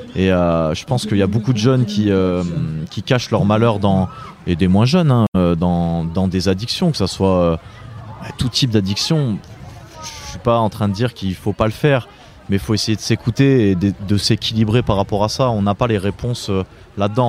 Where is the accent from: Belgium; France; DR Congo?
France; Étoile-sur-Rhône, Auvergne-Rhône-Alpes; also born or lived in Lyon / Brittany; je suis euh, breton d'origine, né à Lyon, euh, ayant fait toute mon enfance dans la Drôme, dans un petit village qui s'appelle Étoile-sur-Rhône